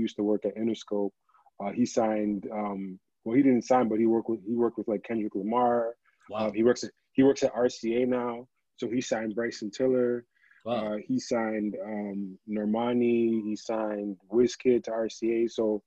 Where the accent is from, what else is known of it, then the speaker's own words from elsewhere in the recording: Toronto, Ontario, Canada; I'm from Toronto. I work in the music business